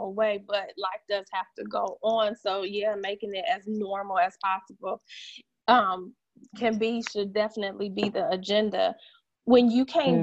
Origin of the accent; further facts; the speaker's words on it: Michigan, United States; now in the South, United States; I'm originally from Michigan